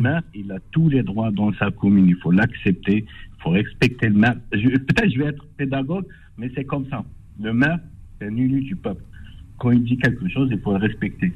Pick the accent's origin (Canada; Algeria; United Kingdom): Algeria; now in France; Moi, je suis algérien. J'habitais en Algérie avant